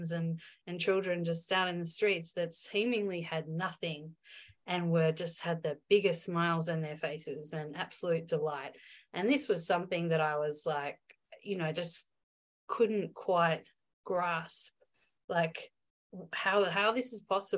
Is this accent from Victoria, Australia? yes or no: yes; Melbourne, Victoria, Australia; moved away as an adult; also born or lived in Byron Bay; I went to a private girls' school in my hometown of Melbourne